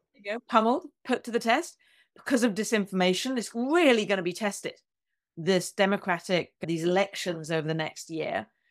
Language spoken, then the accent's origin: English; United Kingdom; also born or lived in United States; I'm both a Brit and an American